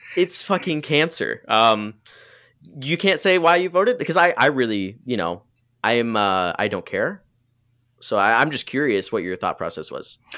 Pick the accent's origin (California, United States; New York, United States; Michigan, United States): Michigan, United States; Muskegon; growing up in Muskegon, there's a lot of racism there